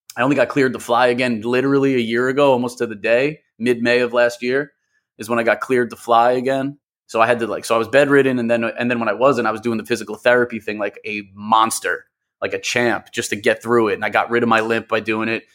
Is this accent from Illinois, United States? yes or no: no; New York, United States; I'm an M C producer, born and raised in New York